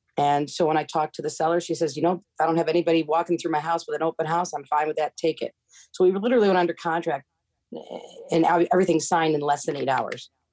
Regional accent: Seneca Falls, New York, United States; now in Cape Coral, United States; where I grew up in upstate New York, my hometown, Seneca Falls

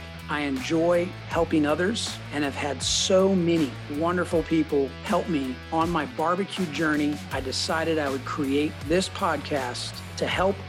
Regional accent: Missouri, United States; my home state of Missouri

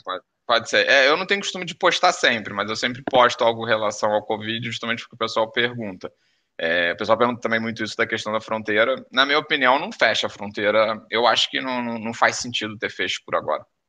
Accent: Brazil; now in Porto, Portugal; mesmo sendo brasileiro

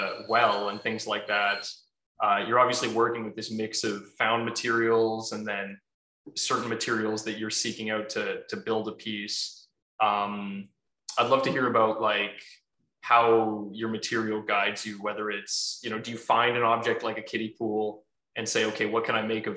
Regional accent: Edmonton, Alberta, Canada; moved away as an adult; now in Victoria, Canada; I was born in Edmonton and I did my BFA in Edmonton. So I am, you know, part of, I'm very much, Edmonton is very much home to me

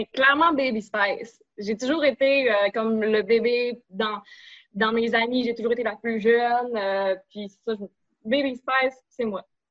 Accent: Alma, Quebec, Canada; also born or lived in Chicoutimi, Quebec; j'ai grandi à Alma, sur la rue Laurier, puis sur la rue de la Gare

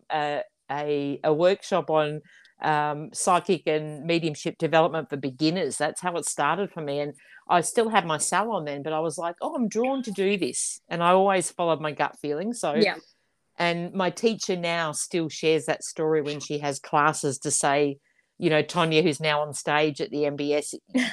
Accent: near Daylesford, Victoria, Australia; not far from my hometown

